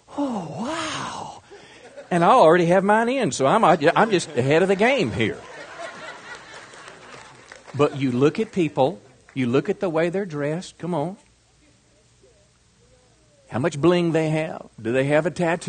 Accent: Mississippi, United States; moved away; I'm from Mississippi

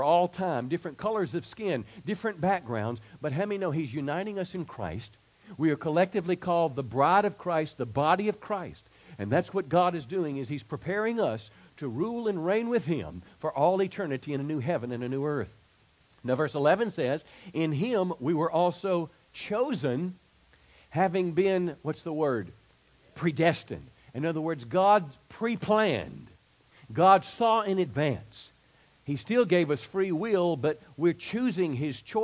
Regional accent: DeSoto County, Mississippi, United States; moved away; my hometown this year in DeSoto County, Mississippi.

